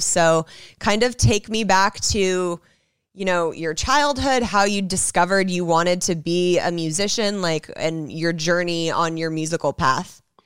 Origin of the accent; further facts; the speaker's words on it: Los Angeles, California, United States; I grew up in Hollywood